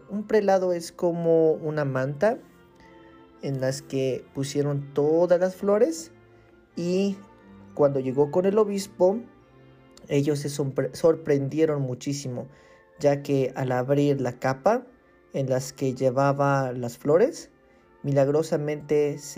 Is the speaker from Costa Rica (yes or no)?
no; Mexico; yo soy de México y vivo en la ciudad de Cancún. Entonces nunca había conocido la nieve